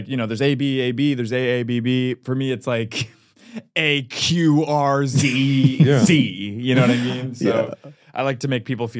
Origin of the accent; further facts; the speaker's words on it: Cleveland, Ohio, United States; I grew up in Cleveland.